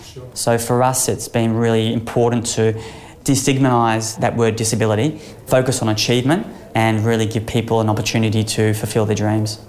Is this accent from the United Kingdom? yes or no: no; Sunshine Coast, Queensland, Australia; growing up on the Sunshine Coast